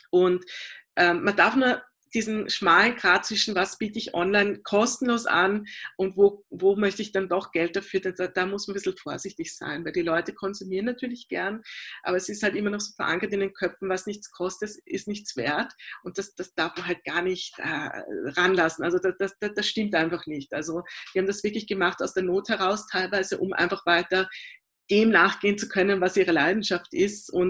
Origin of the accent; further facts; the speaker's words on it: Vienna, Austria; Na, es war so, also ich bin äh, in der Theaterwelt von Wien aufgewachsen durch meine Eltern.